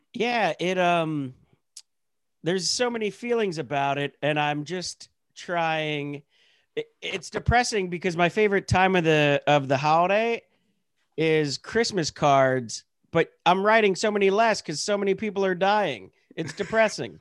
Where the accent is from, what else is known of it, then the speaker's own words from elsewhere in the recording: Pennsylvania, United States; moved away; I'm from Pennsylvania. You know, I was born and raised, like, in the Hicks